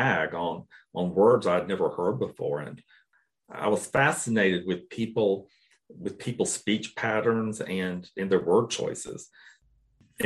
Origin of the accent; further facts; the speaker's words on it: Cairo, Georgia, United States; growing up in Cairo, Georgia, I don't know that I ever encountered anyone that spoke a second language